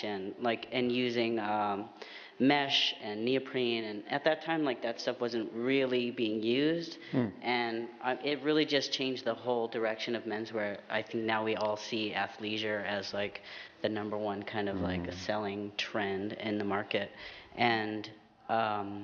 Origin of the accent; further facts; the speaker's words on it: Vermont, United States; moved away; also born or lived in Trinidad; growing up in Vermont and in Trinidad, like these two crazy, completely different places